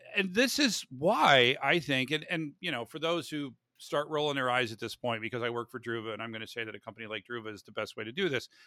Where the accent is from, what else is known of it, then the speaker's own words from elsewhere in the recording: Florida, United States; I grew up in Florida